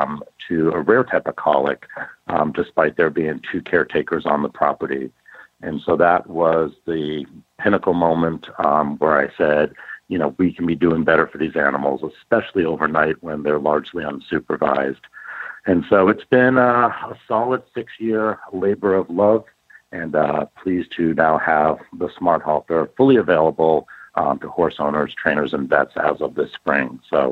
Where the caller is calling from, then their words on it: Austin, Texas, United States; Yeah, well, I'm actually very glad to say I'm back in Austin, Texas.